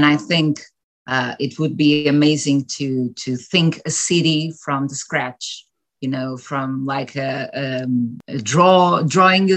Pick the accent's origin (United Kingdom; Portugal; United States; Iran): Portugal; I'm from Portugal and I do live in Portugal. I was born and raised here